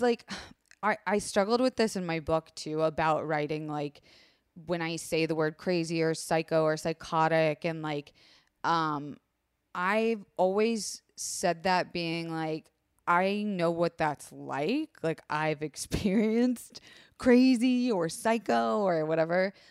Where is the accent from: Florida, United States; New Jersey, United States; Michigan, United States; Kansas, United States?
Florida, United States; I was raised in Florida